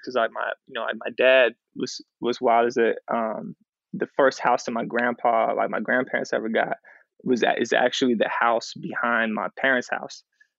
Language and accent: English; San Jose, California, United States; So I grew up in San Jose. I grew up in the East Side, right next to Mount Pleasant High School, White and Ocala. So that's where I grew up.